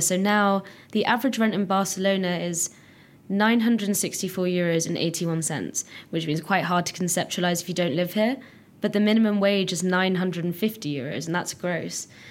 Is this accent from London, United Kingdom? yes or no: yes; London, United Kingdom; moved away as an adult; now in Catalonia, Spain; I come from London and I've lived in London for 20 years